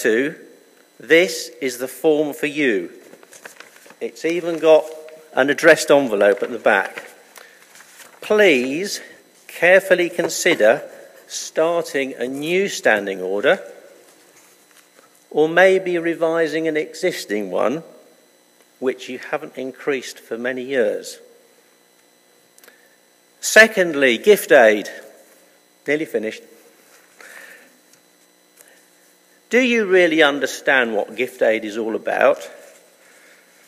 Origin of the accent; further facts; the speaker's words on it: United Kingdom; being British